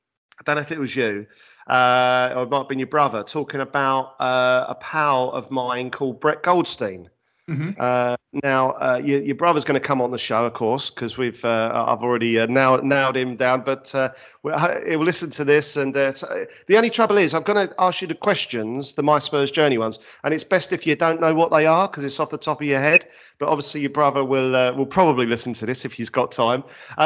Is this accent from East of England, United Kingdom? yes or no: yes; Leigh-on-Sea, East of England, United Kingdom; I am … from Leon C in Essex.